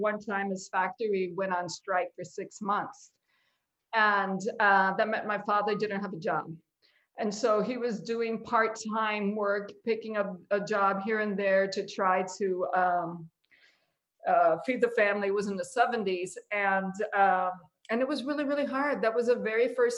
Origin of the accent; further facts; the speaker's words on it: Chicago, Illinois, United States; I am a Humble Park girl at heart. You can't take the Humble Park out of me, and I don't want